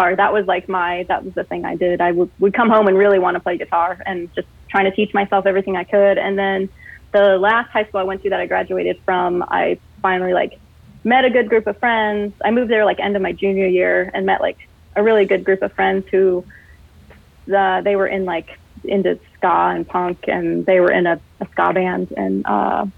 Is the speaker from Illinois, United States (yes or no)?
no; Colorado Springs, Colorado, United States; also born or lived in Texas / Athens, Georgia; now in Pacific Northwest, United States; I grew up in Colorado Springs